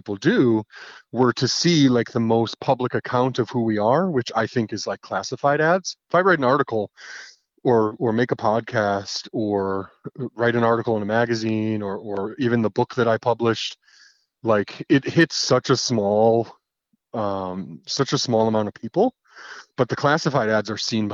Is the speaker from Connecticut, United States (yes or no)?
yes; Connecticut, United States; my home state of Connecticut